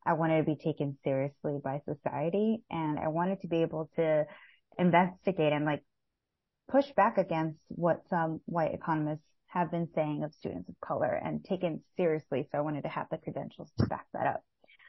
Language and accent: English; Los Angeles, California, United States; now in New Jersey, United States; I was born and raised in East Los Angeles, California, and now I reside in New Jersey.